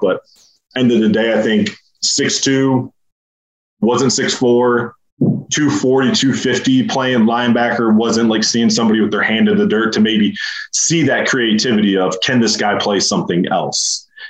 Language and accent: English; Michigan, United States; So I wouldn't say I grew up in Spartan country, but my front door was 10 minutes from the Breslin.